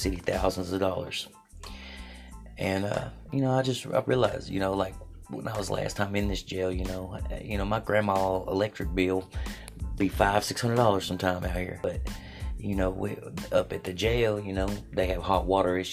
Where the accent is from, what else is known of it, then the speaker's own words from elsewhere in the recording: Jefferson City, Tennessee, United States; I'm from Jefferson City, Tennessee.